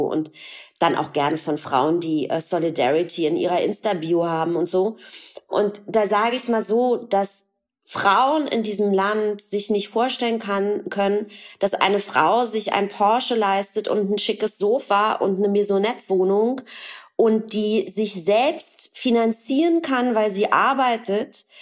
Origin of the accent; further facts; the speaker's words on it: Berlin, Germany; geboren im Osten, in der DDR, in Ostberlin